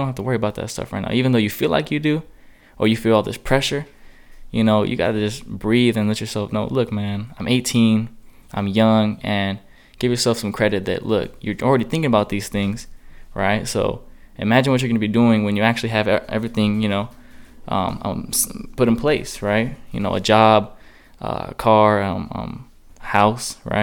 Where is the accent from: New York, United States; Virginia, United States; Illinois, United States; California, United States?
California, United States; Chula Vista; I'm a kid from Chula Vista, San Diego.